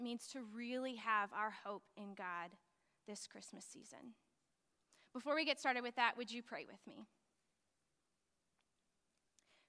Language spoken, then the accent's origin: English; West Texas, United States; I grew up in West Texas and it never snows there anyways